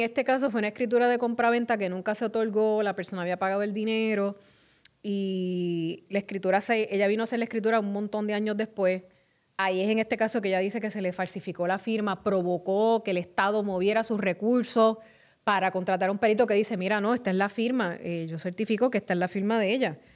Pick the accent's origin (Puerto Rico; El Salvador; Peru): Puerto Rico; Carolina; mi pueblo de Carolina